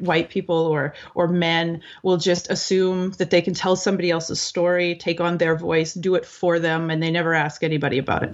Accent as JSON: {"language": "English", "country": "Canada"}